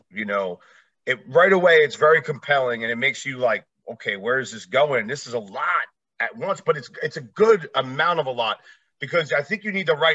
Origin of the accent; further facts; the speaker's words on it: East Coast, United States; Like I said, originally I'm from the East Coast area.